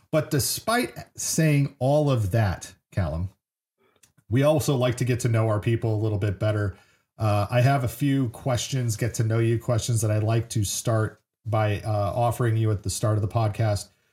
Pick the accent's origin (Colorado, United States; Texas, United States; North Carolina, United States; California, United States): California, United States; San Francisco Bay Area; I grew up in the Bay Area in the '90s, and so uh, San Francisco area